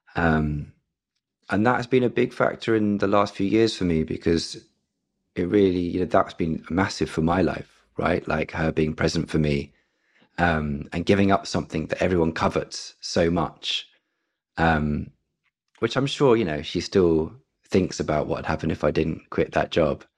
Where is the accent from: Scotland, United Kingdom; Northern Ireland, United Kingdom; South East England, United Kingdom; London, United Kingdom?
London, United Kingdom; I'm born and raised in London. Um, I've always been here.